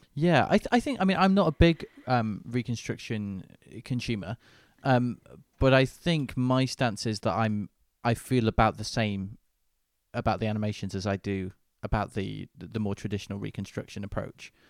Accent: Manchester, North West England, United Kingdom; in my hometown of Manchester

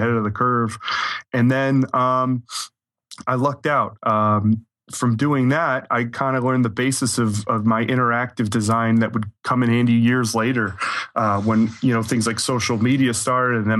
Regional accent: New York, United States; So I'm originally from New York. I grew up about an hour outside of New York City.

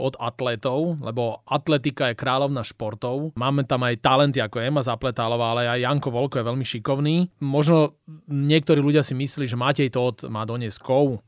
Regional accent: Slovakia; U nás doma na Slovensku

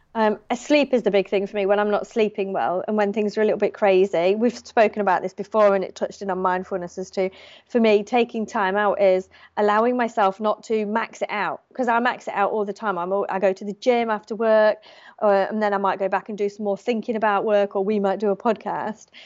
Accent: United Kingdom; moved away as an adult; now in Australia; as a British person

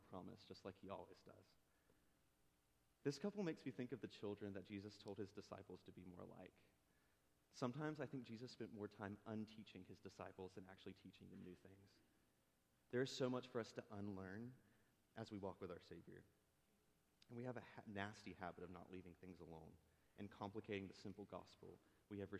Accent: Nahunta, Georgia, United States; moved away; small town Nahanna, Georgia, southeast Georgia

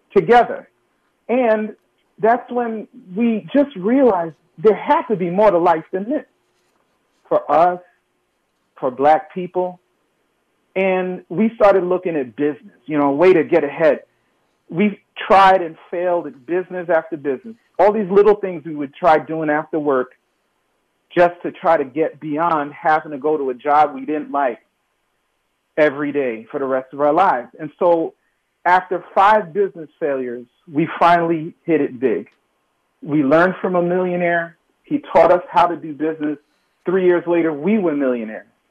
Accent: New York City, New York, United States; I'm from New York City. I'm born in the projects in Brooklyn and grew up in New York, grew up in Queens after

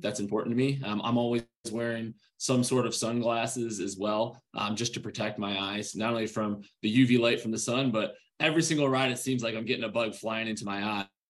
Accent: Rochester, New York, United States; growing up in Rochester, New York.

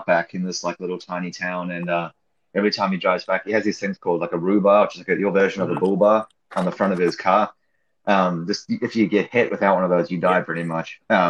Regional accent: New Zealand; also born or lived in Australia; now in Orange County, United States; I'm from New Zealand originally, but I lived in Australia for years.

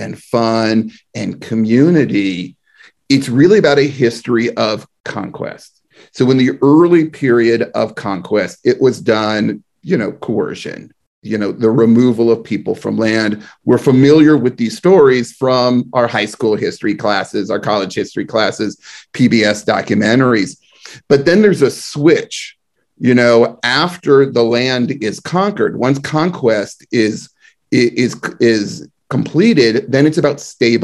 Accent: the East Bay, California, United States; I'm from the East Bay.

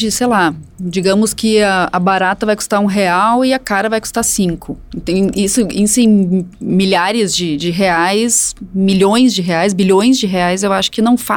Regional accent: Canela, Rio Grande do Sul, Brazil; Canela, minha cidade natal

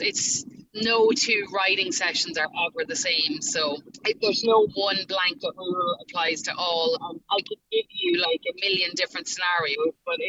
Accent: Ireland; accent: Irish; moved away as an adult; now in Nashville, United States; I'm an Irish girl in America with the accent

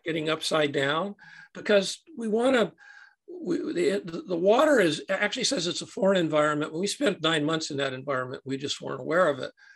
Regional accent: Santa Barbara, California, United States; I'm a, a native Californian. Uh, I was born and raised in Santa Barbara, California

